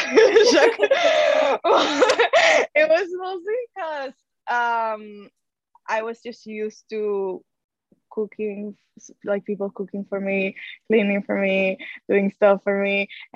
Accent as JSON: {"language": "English", "country": "Venezuela", "second_language": "English", "moved": "as an adult", "lives_now": "Vancouver, Canada", "said": "So imagine like my 3 last years in Venezuela"}